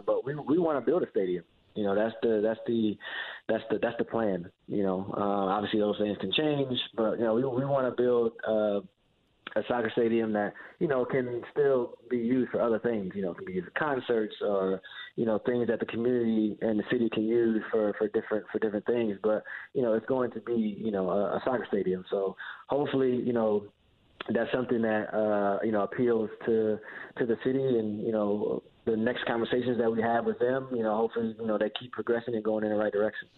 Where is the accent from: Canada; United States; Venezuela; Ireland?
United States; Fort Wayne, Indiana; moved away; I'm from Fort Wayne, you know, where I came from, where I grew up.